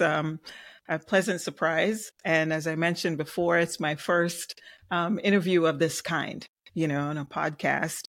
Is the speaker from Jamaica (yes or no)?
yes; Jamaica; now in South Florida, United States; Maybe my accent. I'm originally from Jamaica and I reside in South Florida